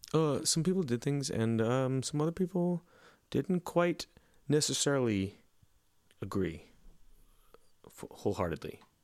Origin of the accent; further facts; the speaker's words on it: Lilburn, Georgia, United States; in my hometown